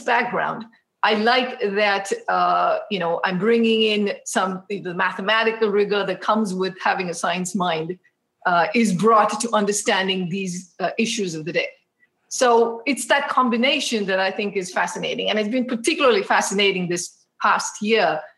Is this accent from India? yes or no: yes; Mysore, Karnataka, India; moved away as an adult; now in United States; So home is this town called Mysore, which is close to Bangalore.